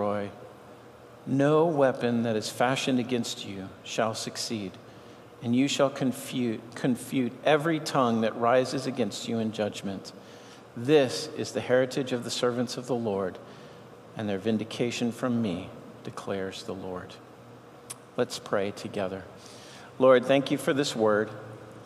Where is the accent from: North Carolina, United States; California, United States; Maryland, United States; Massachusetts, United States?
Massachusetts, United States; Boston; I grew up in Boston, so I'm a Red Sox fan.